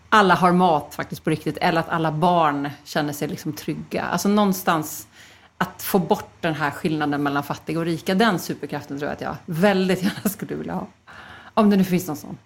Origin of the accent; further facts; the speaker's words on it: Stockholm, Stockholm County, Sweden; Philadelphia kyrkan i Stockholm där jag växte upp